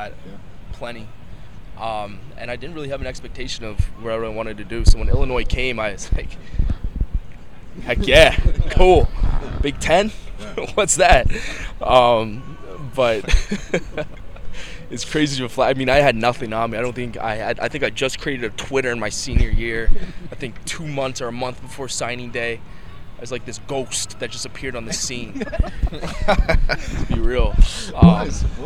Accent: Canada; moved away as an adult; I'm a Canadian guy coming out of high school

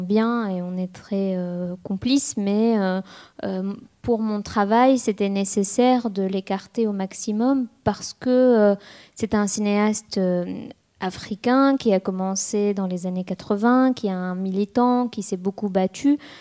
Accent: Tunis, Tunis Governorate, Tunisia; moved away as an adult; also born or lived in France; j'ai quitté Tunis

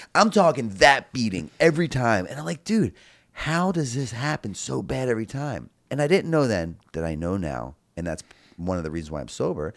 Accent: Baltimore, Maryland, United States; I grew up in Baltimore, Maryland

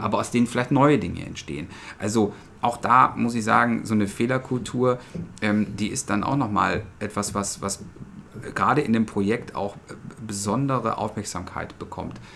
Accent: Essen, North Rhine-Westphalia, Germany; ich bin äh, gebürtiger Essener

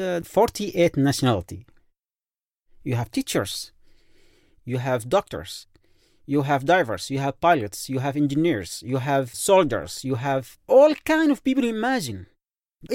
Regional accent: Yemen; English is a second language; moved away

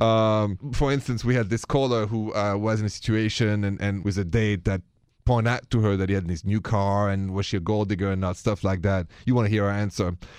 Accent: France; accent: French; The accent is French, français

